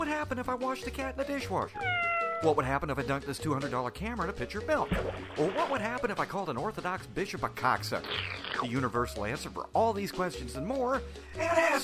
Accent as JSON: {"language": "English", "region": "the South", "country": "United States", "said": "I'm from the South"}